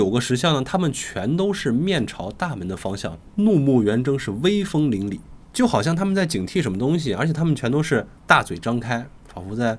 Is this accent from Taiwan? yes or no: no; Xi'an, Shaanxi, China; 其实我作为一个西安人啊，